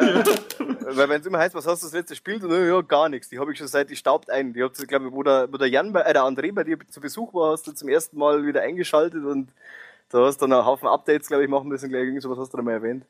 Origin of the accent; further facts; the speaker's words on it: Bavaria, Germany; bei uns in Bayern